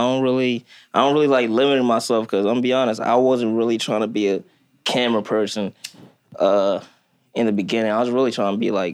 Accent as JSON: {"language": "English", "country": "Kenya", "tie": "born there", "said": "I was born in Kenya, Africa."}